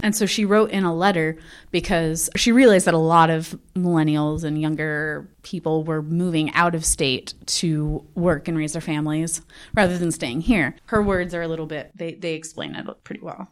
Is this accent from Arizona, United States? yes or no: no; Texas, United States; moved away as an adult; also born or lived in South Dakota; now in Sioux Falls, United States; I'm originally from Texas, but I ended up coming up to South Dakota to go to South Dakota State